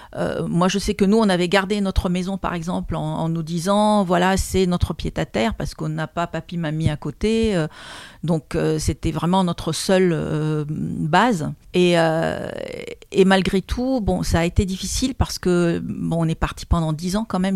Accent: Lebanon; moved away as an adult; also born or lived in Moscow, Russia / Warsaw, Poland; now in France; je suis arrivée en France à l'âge de 25 ans parce que je suis née au Liban d'une famille libanaise

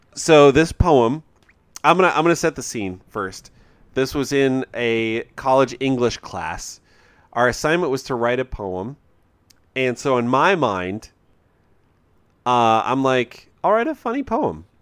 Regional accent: United States; I'm an American

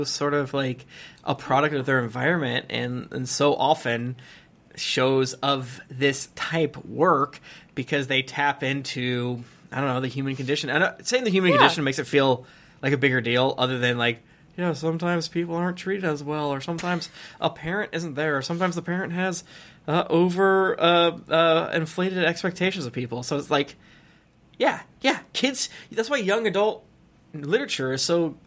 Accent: United States; American because that's like where I'm from

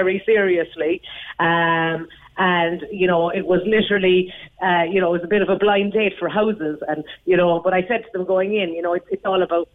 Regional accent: Skibbereen, Munster, Ireland; moved away; also born or lived in Clonakilty; I'm from Skibbereen myself, left for many years, but came back, living in Clonakilty

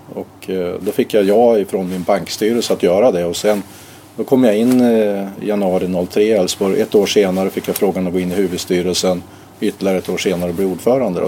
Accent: Härjedalen, Jämtland, Sweden; also born or lived in Uppsala; now in Borås, Sweden; jag kommer från Härjedalen

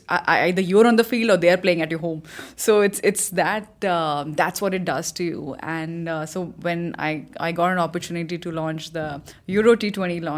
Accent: Chandigarh, India; moved away; also born or lived in Himachal Pradesh; I am from Himachal, that's where I was born, but I grew up in a city called Chandigarh

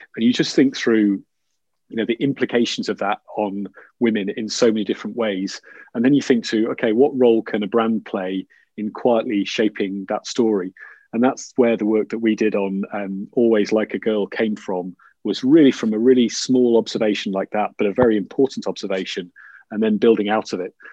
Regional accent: Yorkshire and the Humber, United Kingdom; I'm from Yorkshire

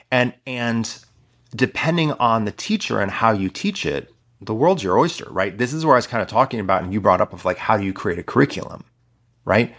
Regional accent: Midwest, United States; I'm from the Midwest

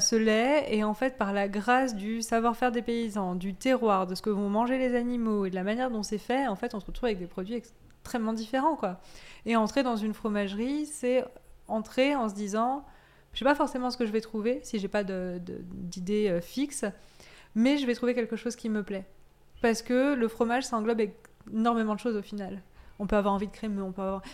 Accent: Auvergne-Rhône-Alpes, France; moved away; also born or lived in Corsica / Savoie; j'ai grandi en Corse, puis en Auvergne, et je suis née en Savoie

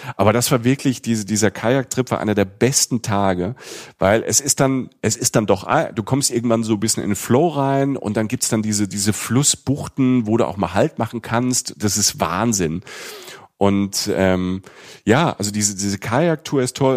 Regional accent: Rhineland-Palatinate, Germany; in der Pfalz in der Südpfalz, da wo ich herkomme

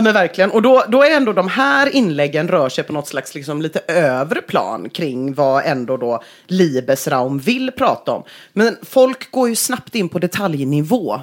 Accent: Gothenburg, Västra Götaland, Sweden; jag är uppvuxen i Göteborg

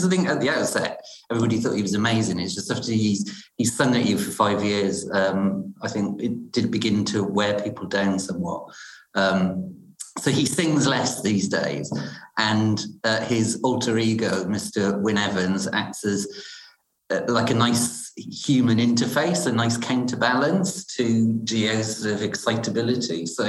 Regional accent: Wales, United Kingdom; now in London, United Kingdom; as a Welshman living in London, it was great to see a Welsh company on TV

